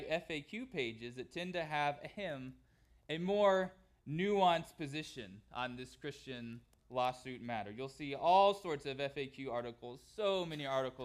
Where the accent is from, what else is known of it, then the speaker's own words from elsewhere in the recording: California, United States; Growing up in California, my family tried to cheer for the Angels baseball team